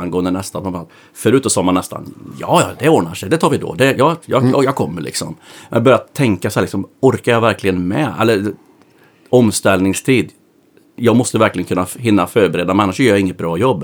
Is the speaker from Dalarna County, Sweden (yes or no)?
no; Västergötland, Västra Götaland, Sweden; Vi är västgötar bägge två